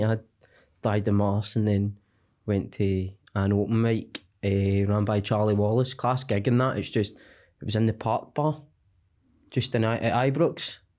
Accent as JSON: {"language": "English", "town": "Cumbernauld", "region": "Scotland", "country": "United Kingdom", "said": "Cumbernauld, mate."}